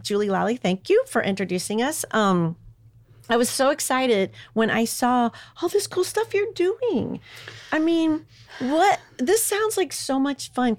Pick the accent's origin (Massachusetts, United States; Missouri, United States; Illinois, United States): Missouri, United States; Hazelwood; I grew up in Hazelwood.